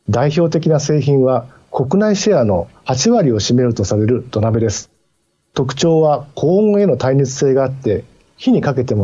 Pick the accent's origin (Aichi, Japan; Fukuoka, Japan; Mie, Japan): Mie, Japan; moved away as an adult; also born or lived in Gifu / Kobe / Osaka; now in Tsu, Japan; 私も三重県に生まれ育ちましたが、地元の人の多くは関西弁に似た言葉を話します。